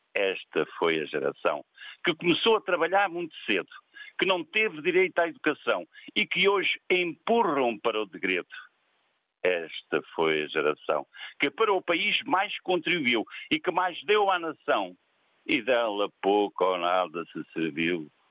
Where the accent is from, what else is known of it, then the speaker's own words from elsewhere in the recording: Montemor-o-Velho, Coimbra District, Portugal; nós somos de Montemorvelho